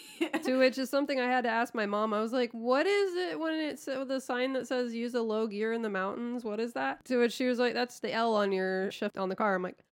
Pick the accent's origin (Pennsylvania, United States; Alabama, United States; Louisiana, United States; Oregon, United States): Pennsylvania, United States; moved away; I'm from PA, so I'm used to mountains, and I try to go back at least every other year, if not every year.